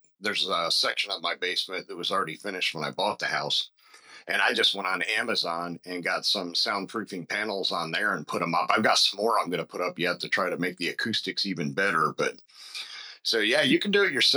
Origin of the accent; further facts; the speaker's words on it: Pennsylvania, United States; now in Georgia, United States; I live in Georgia, but I'm originally from Pennsylvania.